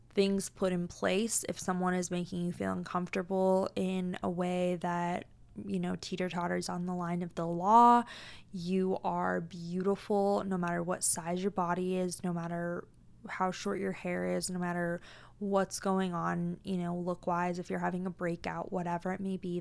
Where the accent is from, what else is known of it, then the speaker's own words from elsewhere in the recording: Tacoma, Washington, United States; now in Arizona, United States; I was born and raised in Tacoma, Washington